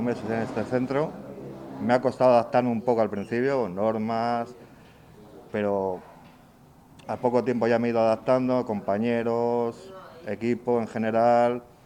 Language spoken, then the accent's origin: Spanish; Asturias, Spain; soy asturiano